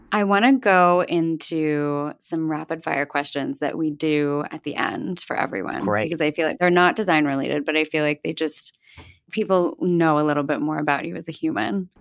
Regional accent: the Main Line, outside Philadelphia, Pennsylvania, United States; I grew up in an area called the Main Line, which is like a small, small town outside of Philadelphia.

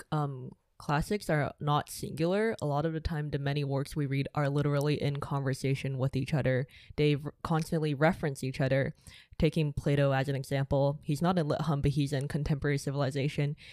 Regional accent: Shanghai, China; moved away; I grew up in Shanghai

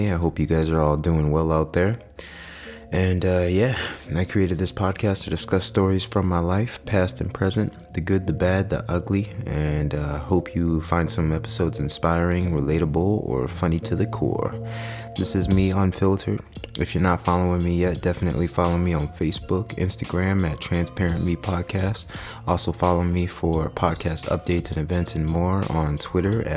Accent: Amherst, Ohio, United States; I grew up in a, pretty decent house, Northeast Ohio. I grew up in Amherst

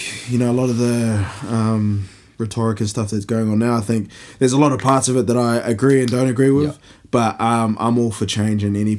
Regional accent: India; But I think, yeah, my sort of view of class came from growing up in India

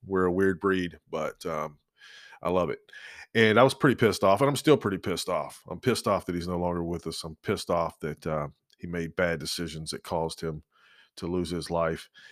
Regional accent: Georgia, United States; now in Lynchburg, United States; growing up in Georgia and growing up on the coast

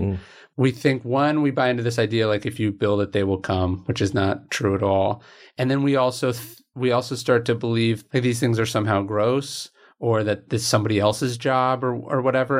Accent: right outside Sacramento, California, United States; I grew up in right outside Sacramento

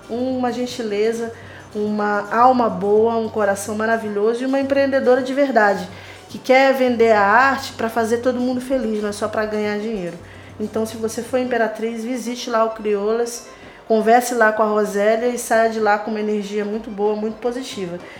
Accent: Maranhão, Brazil; como maranhense que sou

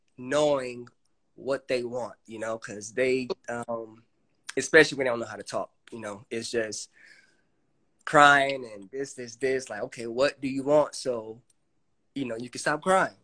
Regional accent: Fort Lauderdale, Florida, United States; I grew up in Fort Lauderdale, Florida

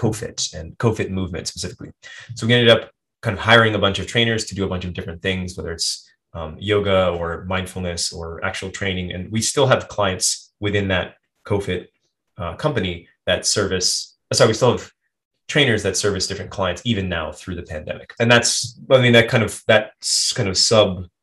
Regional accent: United States; moved away as an adult; now in Japan; I'm very American

